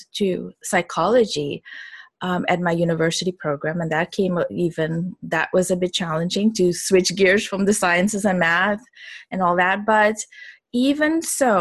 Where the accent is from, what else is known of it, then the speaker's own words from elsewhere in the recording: Suriname; moved away; also born or lived in Miami; I am originally from Suriname, which is a little country, actually, small population, not that little. It's the size of Georgia, right above Brazil. And most people don't know that it's almost completely covered with Amazon rainforest. So I grew up over there